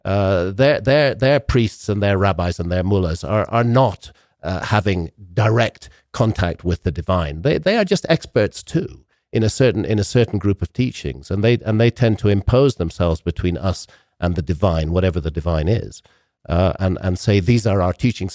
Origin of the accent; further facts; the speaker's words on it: United Kingdom; I come from Britain